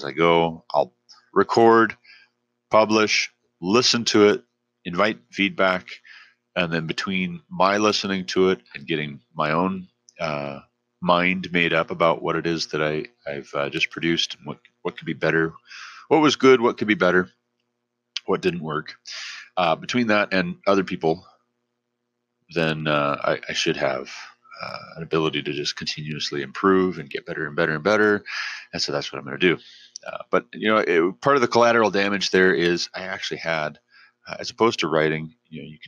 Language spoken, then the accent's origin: English; Glendive, Montana, United States; also born or lived in Savage, Montana / Hillsborough, Ohio; I'm originally from Glendive, Montana.